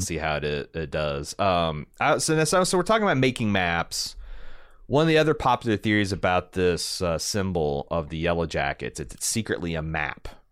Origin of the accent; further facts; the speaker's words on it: Indiana, United States; I'm from Indiana